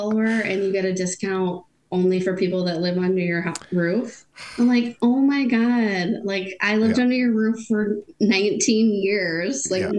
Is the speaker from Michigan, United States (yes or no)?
yes; Plainwell, Michigan, United States; also born or lived in North Carolina; now in Mattawan, United States; I was born in Plainwall. My husband was too.